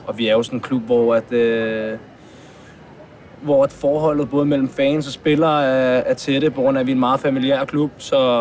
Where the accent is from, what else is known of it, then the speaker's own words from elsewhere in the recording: Hvidovre, Capital Region of Denmark, Denmark; now in Frederiksberg, Denmark; Nu bor jeg så på, på Frederiksberg, men jeg kommer fra, fra Hvidovre, og mine forældre bor der stadig.